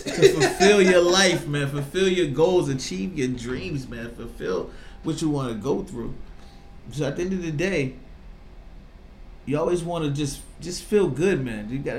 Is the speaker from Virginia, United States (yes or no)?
yes; Virginia Beach, Virginia, United States; moved away as an adult; now in Boston, United States; I was raised in Virginia Beach from, like, 10 to 25. I moved back to Boston.